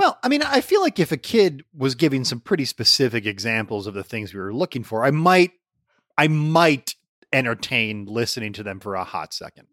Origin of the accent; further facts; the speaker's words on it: Allen Park, Michigan, United States; Growing up in Allen Park